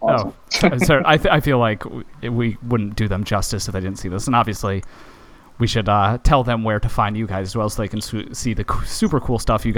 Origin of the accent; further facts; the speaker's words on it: New England, United States; accent: New England; my New England accent just came out so badly.